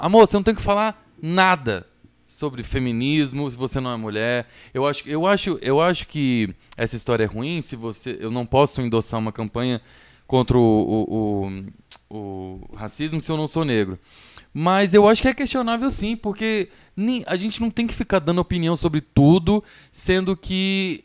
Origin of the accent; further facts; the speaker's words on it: Goiás, Brazil; lá em Goiás, de onde eu sou